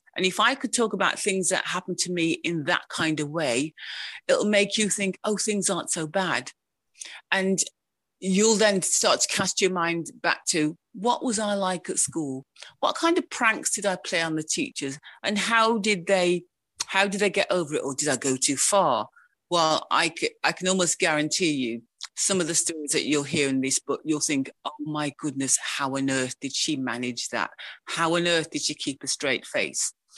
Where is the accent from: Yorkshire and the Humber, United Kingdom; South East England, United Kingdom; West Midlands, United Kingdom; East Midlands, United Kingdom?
West Midlands, United Kingdom; Wolverhampton; moved away as an adult; now in Sheffield, United Kingdom; I was educated in Wolverhampton